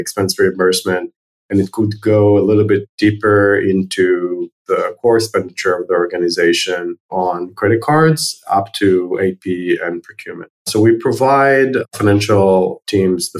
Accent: Herzliya, Tel Aviv District, Israel; also born or lived in New York, United States; I was born in Herzliya, which is one of the suburbs of Tel Aviv, Israel

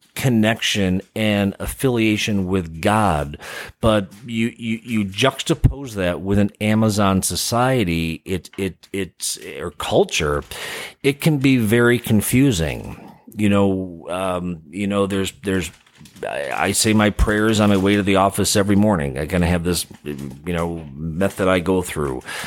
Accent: Chicago, Illinois, United States; moved away; growing up in the Midwest, um, from Chicago.

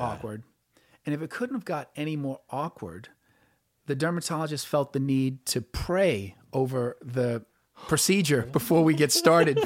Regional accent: New Orleans, Louisiana, United States; I grew up in New Orleans

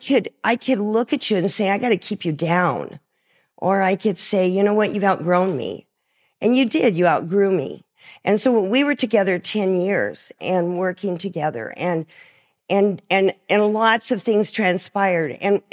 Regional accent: Coolidge, Arizona, United States; I don't know what that is, because, you know, I'm from Coolidge.

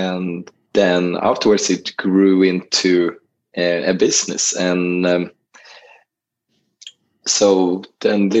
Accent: Gothenburg, Västra Götaland, Sweden; moved away as an adult; now in Portugal; I grew up in Gothenburg, which is the second largest city of Sweden on the west coast.

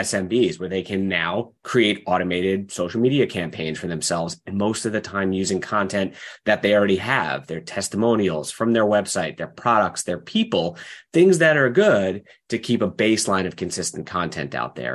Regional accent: Long Island, New York, United States; moved away as an adult; now in Seattle, United States; I grew up in New York on Long Island

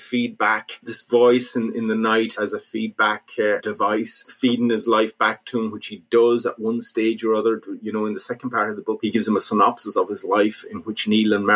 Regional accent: North Mayo, Connacht, Ireland; also born or lived in London; we used to come home in the summer to visit my mum's place in North Mayo

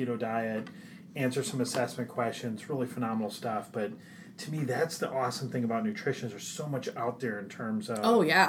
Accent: Midwest, United States; We're from the Midwest.

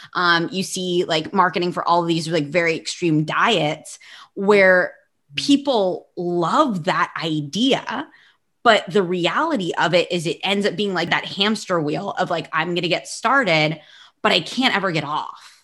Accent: United States; moved away as an adult; now in Barcelona, Spain; I'm American, but I live in Barcelona

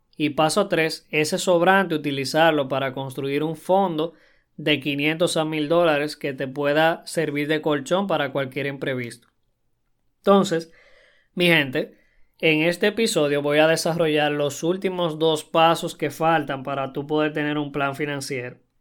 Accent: Dominican Republic; en mi país, República Dominicana

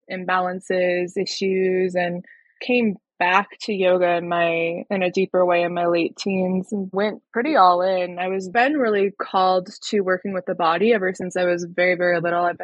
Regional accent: Colorado, United States; from Colorado, born and raised, still live here in Northern Colorado.

